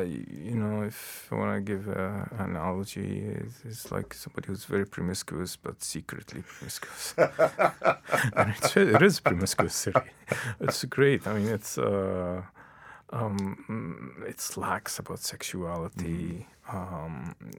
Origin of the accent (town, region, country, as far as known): Lebanon; first language Arabic; English is a second language; moved away as an adult; also born or lived in New York / Canada